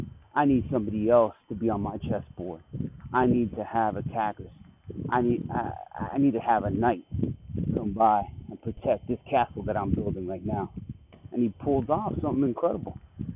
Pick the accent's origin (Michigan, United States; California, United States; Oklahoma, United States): Oklahoma, United States; my home state making a little bit of a splash out there in the World Wide Web with possibly something coming from OKC.